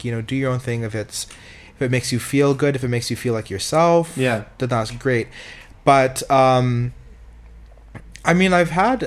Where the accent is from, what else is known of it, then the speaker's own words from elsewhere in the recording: Canada; also born or lived in Calgary / Montreal; I'm Canadian in the right context